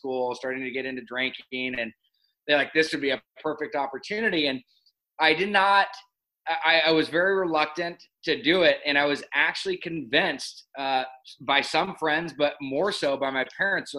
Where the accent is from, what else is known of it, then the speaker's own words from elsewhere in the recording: Laguna Beach, California, United States; also born or lived in Los Angeles, California; Born and raised in Newport at Hoag Hospital and then grew up in Laguna Beach, California